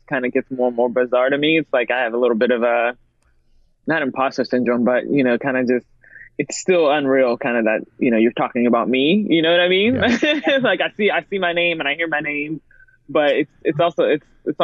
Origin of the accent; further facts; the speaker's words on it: Pittsburgh, Pennsylvania, United States; I've grown up in Pittsburgh where it's been very segregated. I'm from Penn Hills